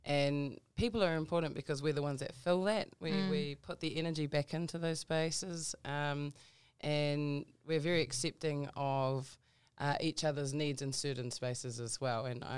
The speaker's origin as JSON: {"language": "English", "region": "Auckland", "country": "New Zealand", "tie": "born or raised there", "also_born_or_lived": "Mangere", "said": "I grew up in South Auckland, Manurewa."}